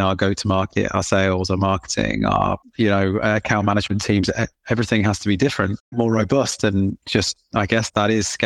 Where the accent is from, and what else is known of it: England, United Kingdom; accent: British/English